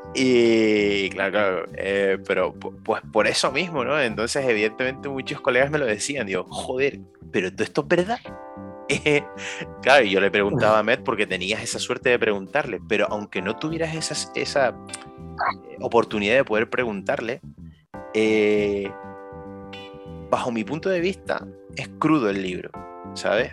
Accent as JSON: {"language": "Spanish", "region": "Canary Islands", "country": "Spain", "said": "nosotros como canarios"}